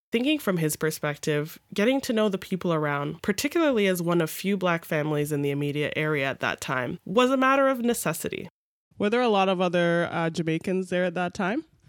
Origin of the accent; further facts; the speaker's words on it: Mississauga, Ontario, Canada; where I grew up in North Mississauga